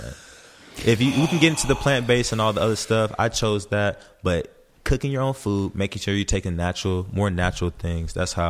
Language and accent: English; Los Angeles, California, United States; Yeah, I was born in Los Angeles. I always say like I'm a well-rounded person. Like I was raised, born in the West Coast.